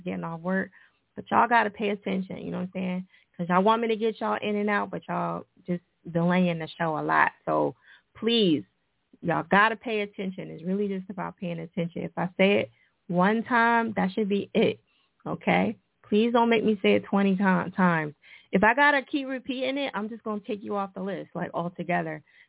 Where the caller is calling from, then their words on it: Atlanta, Georgia, United States; I'm calling from Atlanta, Georgia. The west side of Atlanta, the real Atlanta